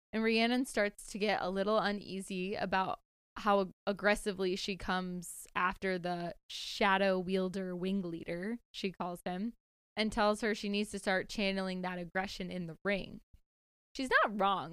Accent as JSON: {"language": "English", "town": "Greenville", "region": "South Carolina", "country": "United States", "tie": "born or raised there", "moved": "yes", "said": "I'm down south in my hometown, Greenville, South Carolina"}